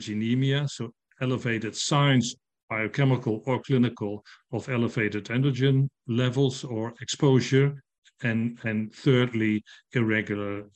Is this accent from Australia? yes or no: no; Netherlands; I'm from the Netherlands